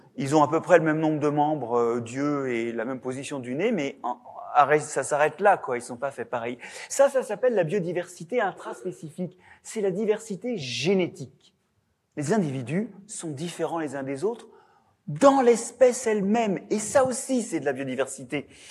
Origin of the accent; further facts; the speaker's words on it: Brittany, France; de par chez moi, en Bretagne